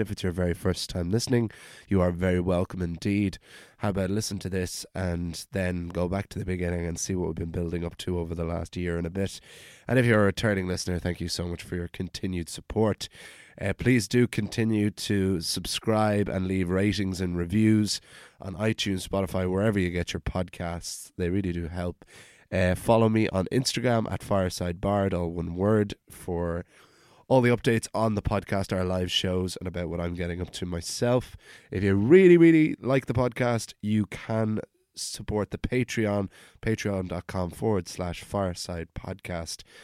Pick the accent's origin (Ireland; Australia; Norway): Ireland; Wicklow, Leinster; I was born and raised in Wicklow Town